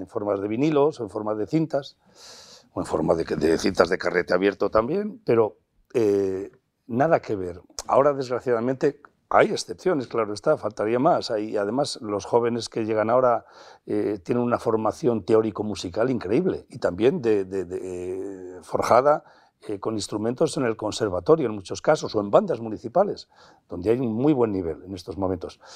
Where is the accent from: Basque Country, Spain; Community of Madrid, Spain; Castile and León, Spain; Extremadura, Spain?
Castile and León, Spain; Piñel de Abajo; nacido en Piñel de Abajo, en la provincia de Valladolid, ahí en la Ribera, nacido y criado en Casa de Labradores